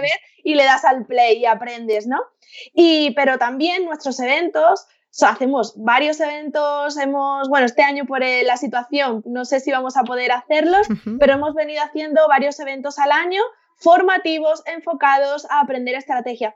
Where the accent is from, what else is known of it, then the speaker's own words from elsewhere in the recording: Seville, Andalusia, Spain; now in Madrid, Spain; vivo en Madrid, pero soy de, soy de Sevilla, tengo toda mi familia allí